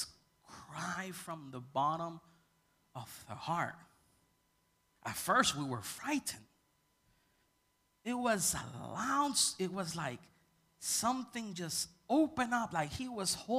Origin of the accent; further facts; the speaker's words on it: Puerto Rico; I come from Puerto Rican culture, and when we go to church, everybody praises.